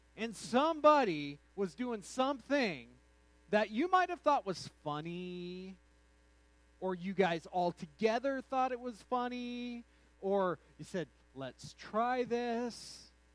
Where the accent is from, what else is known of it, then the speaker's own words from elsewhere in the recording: United States; also born or lived in New Mexico / Texas; now in Colorado, United States; I've spent uh, all of my formative years in New Mexico and Texas